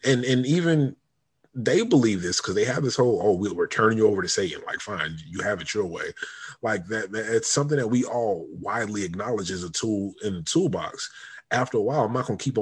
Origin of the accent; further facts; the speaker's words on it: United States; me growing up in the United States of America